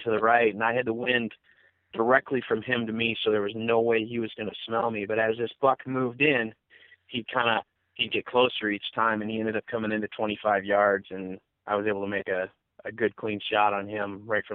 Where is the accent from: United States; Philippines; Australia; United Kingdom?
United States; Midwest; now in Bozeman, United States; I'm originally from the Midwest